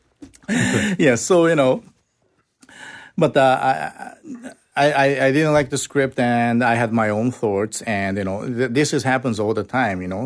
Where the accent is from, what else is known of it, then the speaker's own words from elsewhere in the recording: Osaka, Japan; English is a second language; So we went south to my hometown